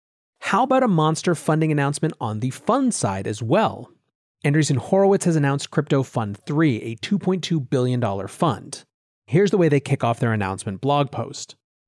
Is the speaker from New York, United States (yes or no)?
yes; New York, United States; But as a New Yorker who lives in the shittiest US state regime around crypto, I will absolutely take it.